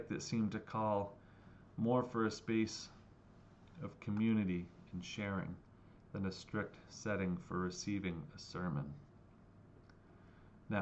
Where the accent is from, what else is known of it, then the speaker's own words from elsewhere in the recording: New Hampshire, United States; Growing up in New Hampshire, I have a certain expectation of what church is